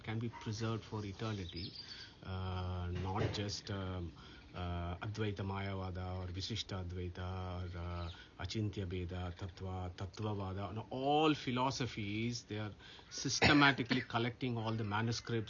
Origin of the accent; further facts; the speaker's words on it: Karnataka, India; now in Nottingham, United Kingdom; I'm from Karnataka, the land of Mādhavācārya, Udupi, Bangalore.